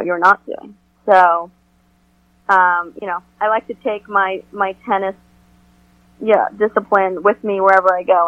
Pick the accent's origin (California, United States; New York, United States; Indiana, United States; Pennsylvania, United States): New York, United States; as a New Yorker